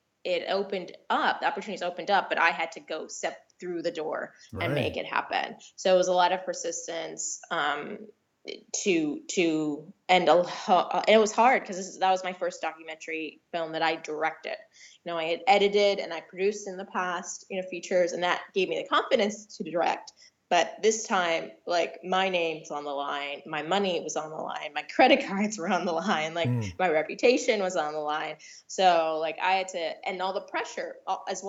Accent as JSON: {"language": "English", "region": "New York", "country": "United States", "tie": "born or raised there", "moved": "yes", "said": "I'm a New York girl. That's where I'm originally from. So I got a lot of inspiration because I grew up in New York"}